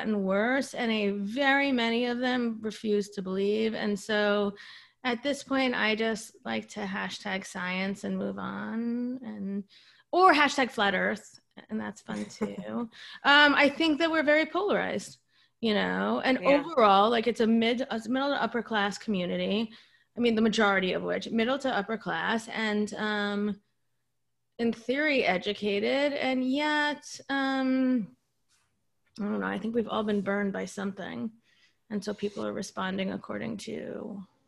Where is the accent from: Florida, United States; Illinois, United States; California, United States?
Florida, United States; I'm also from Florida